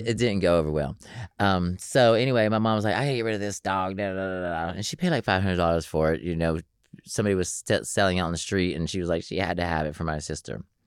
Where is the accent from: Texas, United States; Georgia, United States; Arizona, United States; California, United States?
Georgia, United States; Atlanta; I'm from Atlanta, Georgia